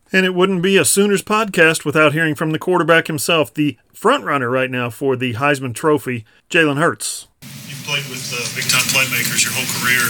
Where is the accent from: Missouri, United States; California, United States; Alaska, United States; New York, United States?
Alaska, United States; I'm an Alaskan